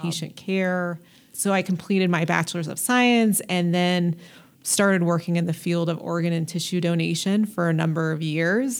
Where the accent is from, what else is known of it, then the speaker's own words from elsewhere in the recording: Denver, Colorado, United States; I grew up in North North Denver, Adams County area.